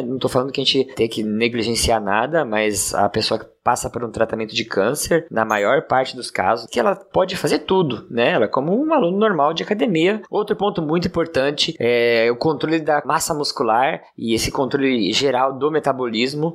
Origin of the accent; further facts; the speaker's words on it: Praia Grande, São Paulo, Brazil; sou aqui de Praia Grande, São Paulo